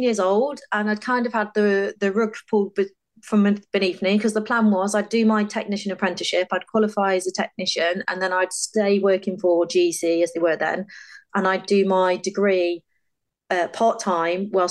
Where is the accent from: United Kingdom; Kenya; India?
United Kingdom; Stafford, West Midlands; So I grew up in Stafford in the Midlands with my mum and dad.